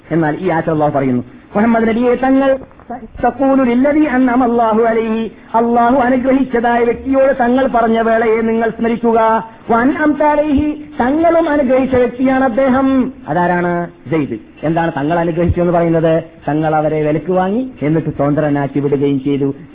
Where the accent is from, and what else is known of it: Kasaragod, Kerala, India; born or raised there